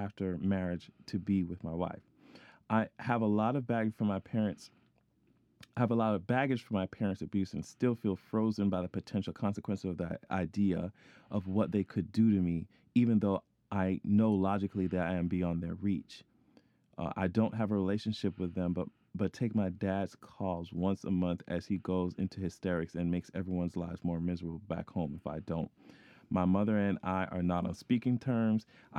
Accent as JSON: {"language": "English", "country": "Saudi Arabia", "tie": "born or raised there", "lives_now": "United Kingdom", "said": "I'm a Black, Muslim, Arab, African lesbian who is engaged to the love of my life. Oh, I grew up in Saudi Arabia, so coming to terms with my sexuality at 17 was very scary"}